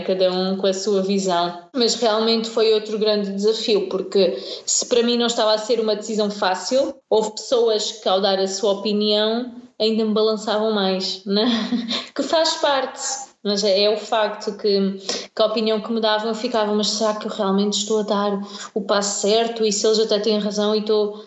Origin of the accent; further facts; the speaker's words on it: Algarve, Portugal; moved away as an adult; now in Barcelos, Portugal; sou do Algarve, mais propriamente da Vira, e estou a viver perto de Braga, em Barcelos